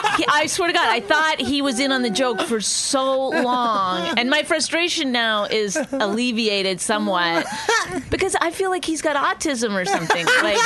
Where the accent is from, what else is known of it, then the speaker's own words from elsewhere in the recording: Canada; moved away; also born or lived in Los Angeles; I lived in LA for a long time. I'm Canadian.